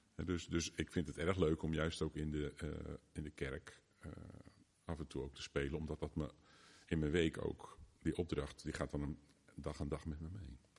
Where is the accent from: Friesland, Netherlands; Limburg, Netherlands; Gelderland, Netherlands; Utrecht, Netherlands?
Utrecht, Netherlands; Driebergen; now in Gouda, Netherlands; de grootste tijd van mijn jeugd wel in Driebergen gewoond. Daar ben ik opgegroeid.